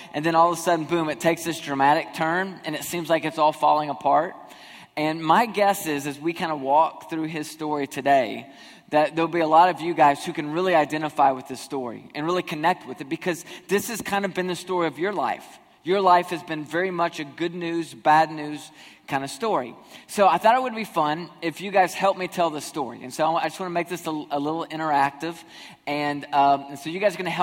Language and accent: English; Nashville, Tennessee, United States; also born or lived in Toledo, Ohio; I was born in Nashville